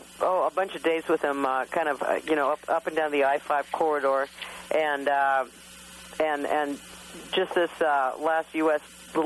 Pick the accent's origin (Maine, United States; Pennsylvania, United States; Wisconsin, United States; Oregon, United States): Oregon, United States; Portland; we're from Portland